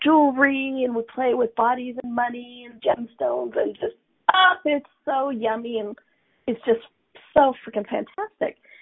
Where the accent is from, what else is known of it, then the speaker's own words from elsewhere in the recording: United States; I'm an American, right? Born in America.